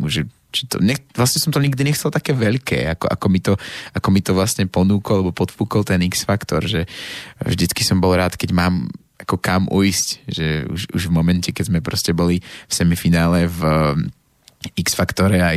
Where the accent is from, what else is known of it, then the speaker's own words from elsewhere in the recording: Slovakia; pretože som Slovák.